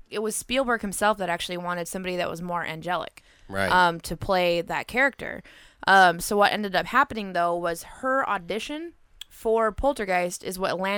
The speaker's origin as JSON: {"language": "English", "region": "California", "country": "United States", "said": "never a thing because I'm from California"}